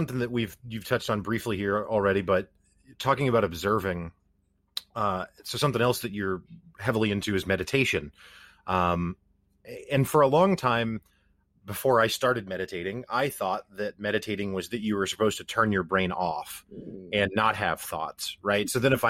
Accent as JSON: {"language": "English", "region": "Midwest", "country": "United States", "said": "But I do still think, and maybe this is because I'm from the Midwest"}